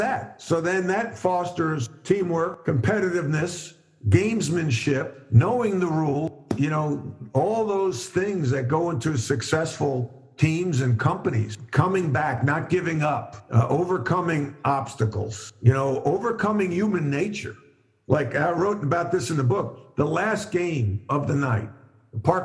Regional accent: Long Island, New York, United States; moved away; also born or lived in North Carolina; Growing up on Long Island, I was around lacrosse a great deal

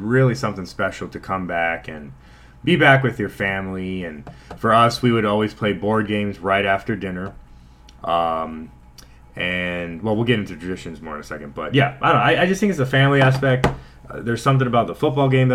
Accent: Houston, Texas, United States; moved away; also born or lived in Cleveland; growing up in Houston

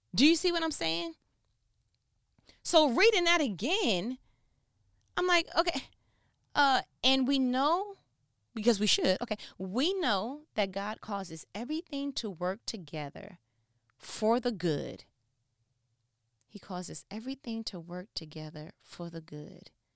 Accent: New York, United States; I'm from New York

